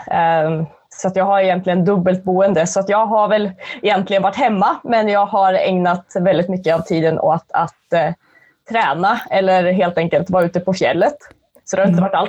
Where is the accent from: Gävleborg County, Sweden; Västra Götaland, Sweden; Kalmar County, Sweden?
Gävleborg County, Sweden; also born or lived in Skåne; Nej, jag är från